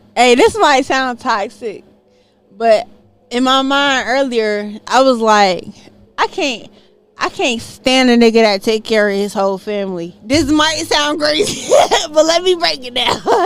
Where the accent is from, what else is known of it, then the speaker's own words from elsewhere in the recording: Jacksonville, Florida, United States; moved away as an adult; now in Atlanta, United States; I'm from Jacksonville, Florida